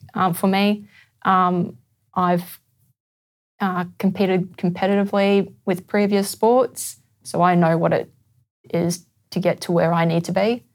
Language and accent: English; Brisbane, Queensland, Australia; I'm from Brisbane.